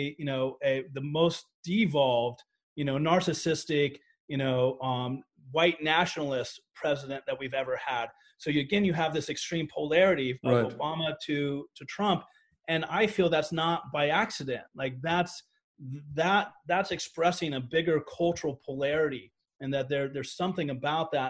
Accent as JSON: {"language": "English", "country": "United States"}